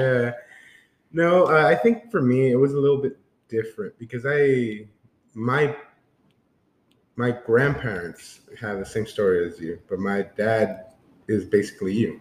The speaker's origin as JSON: {"language": "English", "town": "San Antonio", "region": "Texas", "country": "United States", "said": "we are from San Antonio"}